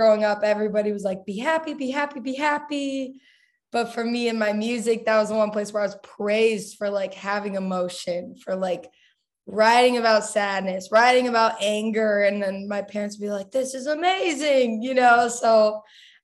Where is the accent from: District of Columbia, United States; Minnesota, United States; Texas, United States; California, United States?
Texas, United States; Dallas; I grew up in Dallas, Texas